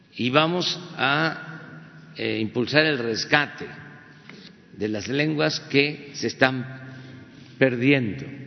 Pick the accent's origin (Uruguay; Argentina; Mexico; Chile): Mexico; Tepetitán, Tabasco; Existe mi pueblo, Tepetitán, Náhuatl, cuando era un pueblo maya.